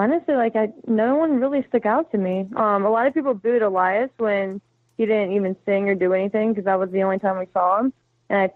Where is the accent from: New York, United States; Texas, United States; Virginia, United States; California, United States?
Virginia, United States; I'm from Virginia